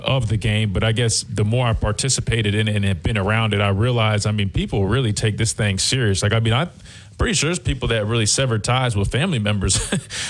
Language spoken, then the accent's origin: English; Columbia, South Carolina, United States; moved away as an adult; also born or lived in Alabama; growing up in Columbia, South Carolina